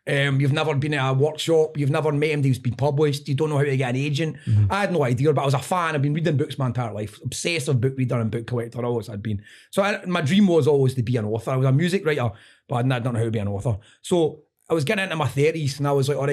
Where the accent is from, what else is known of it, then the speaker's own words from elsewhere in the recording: Airdrie, Scotland, United Kingdom; I was growing up in Airdrie